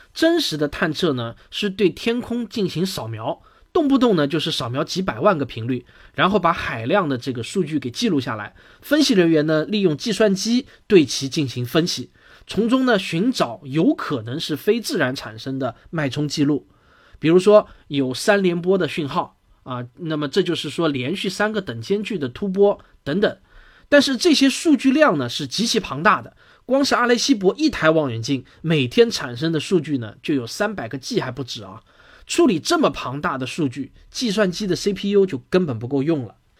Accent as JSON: {"language": "Chinese", "country": "China", "said": "我们中国人"}